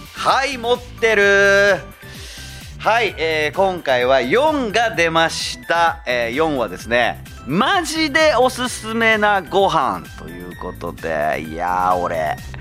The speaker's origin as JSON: {"language": "Japanese", "town": "Zama", "region": "Kanagawa", "country": "Japan", "tie": "born or raised there", "said": "神奈川県座間市で生まれ育った"}